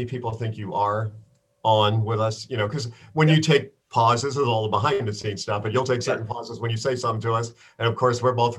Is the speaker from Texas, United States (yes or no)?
no; Bronx, New York, United States; I grew up in New York City. So I grew up in the Bronx.